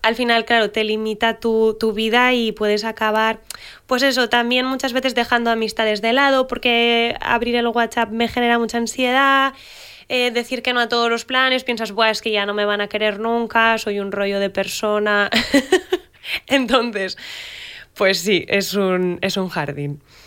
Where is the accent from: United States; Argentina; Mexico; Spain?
Spain; Pamplona, Navarre; yo soy de Pamplona